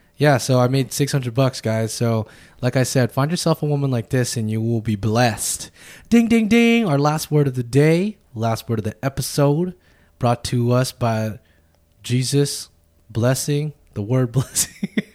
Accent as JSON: {"language": "English", "country": "United States", "said": "us as American people"}